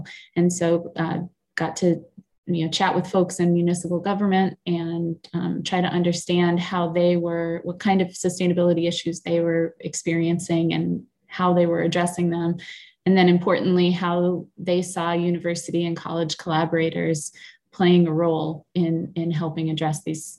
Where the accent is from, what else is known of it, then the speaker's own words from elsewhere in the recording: Maine, United States; also born or lived in New Hampshire; I live in Maine, and I am from Maine, grew up also in New Hampshire